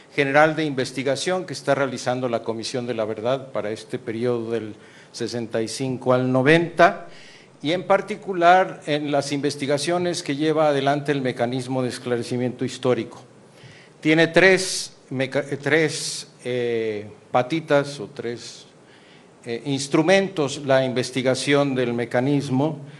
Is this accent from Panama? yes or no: no; Mexico